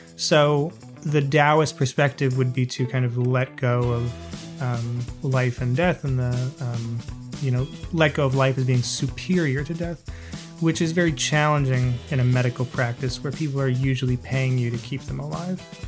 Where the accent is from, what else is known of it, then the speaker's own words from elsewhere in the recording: United States; growing up in America